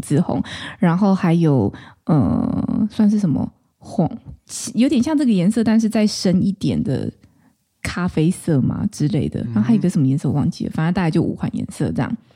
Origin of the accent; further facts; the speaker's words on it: Taichung, Taiwan; 我是台中人嘛